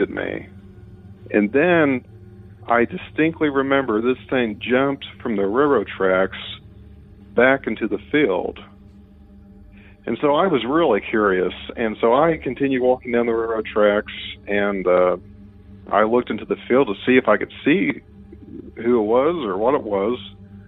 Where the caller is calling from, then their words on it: Mitchell, Indiana, United States; I'm calling you from Mitchell, Indiana